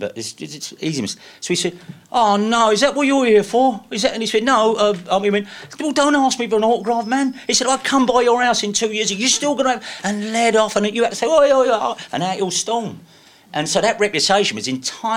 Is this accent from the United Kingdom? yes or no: yes; London, United Kingdom; I'm from Deptford